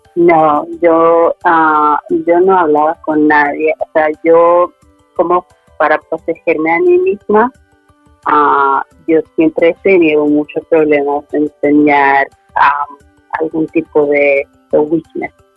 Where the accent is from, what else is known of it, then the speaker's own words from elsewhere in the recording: Sweden; also born or lived in Medellín, Colombia; al año y medio fui adoptada a Suecia por una pareja sueca. Y crecí en Suecia pensándome sueca